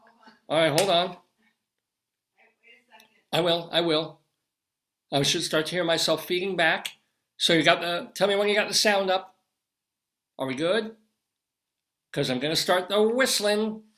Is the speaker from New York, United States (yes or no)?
yes; Long Island, New York, United States; moved away; also born or lived in Colorado; we grew up on Long Island.